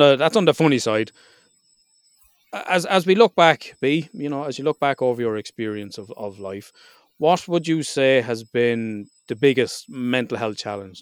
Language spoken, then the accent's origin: English; Ireland; being Irish